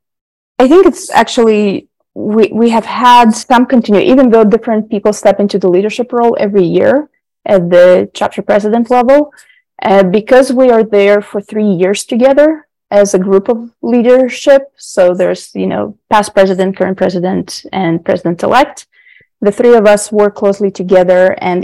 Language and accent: English; Israel; English is a second language; Growing up in Israel, it's very similar to American culture and everything. It's very closely related, but there is more of the community there as well.